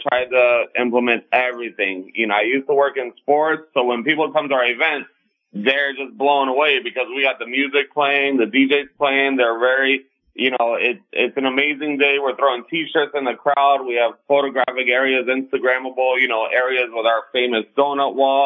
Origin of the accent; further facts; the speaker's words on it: Miami, Florida, United States; born and raised in Miami. So I'm here in Miami